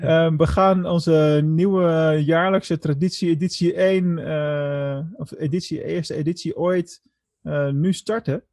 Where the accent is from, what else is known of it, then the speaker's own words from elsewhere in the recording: Netherlands; ons als Nederlanders